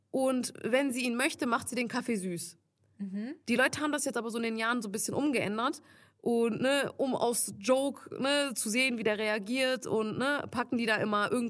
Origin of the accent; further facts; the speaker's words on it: Turkey; ich bin ja Türkin, er ist Italiener und die können halt ne, kein Türkisch.